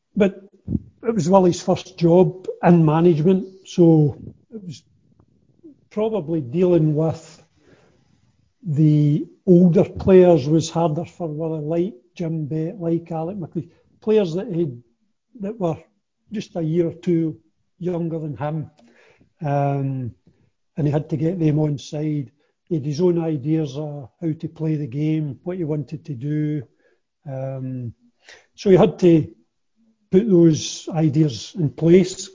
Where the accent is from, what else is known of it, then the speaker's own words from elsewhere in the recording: Kilmarnock, Scotland, United Kingdom; I was born and brought up in Kilmarnock, so I was naturally a Kilmarnock supporter